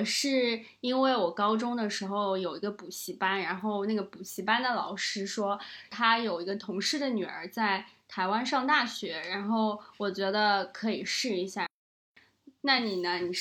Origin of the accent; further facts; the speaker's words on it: China; accent: Taiwanese Mandarin; also born or lived in Taiwan; 我说我真的听不懂，我不是台湾的人，我是大陆人。然后他还以为我开玩笑，因为我大四的时候那个口音就是和、